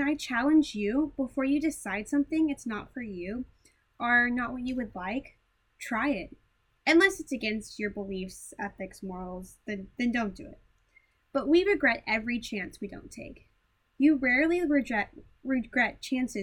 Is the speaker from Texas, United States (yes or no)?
yes; Houston, Texas, United States; I am from Houston, Texas. I grew up in a Christian home with two parents, an older sister and brother. Lived in the same place my whole life until college